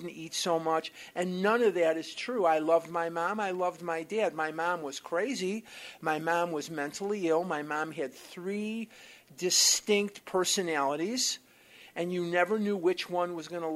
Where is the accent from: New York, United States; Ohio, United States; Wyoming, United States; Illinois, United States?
Illinois, United States; Chicago; now in Scottsdale, United States; I'm born and raised in Chicago, Illinois